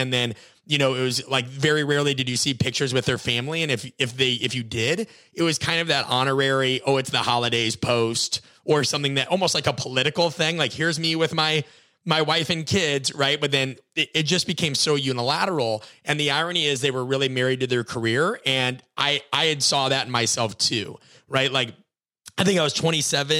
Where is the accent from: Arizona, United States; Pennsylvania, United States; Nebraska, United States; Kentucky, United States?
Nebraska, United States; I grew up in Nebraska, watched Nebraska football